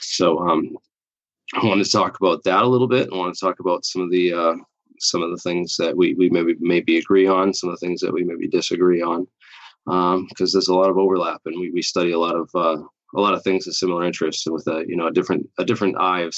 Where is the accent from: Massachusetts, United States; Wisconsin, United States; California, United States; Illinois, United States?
Massachusetts, United States; Boston; And I'm from Boston. I lived there for a couple of years.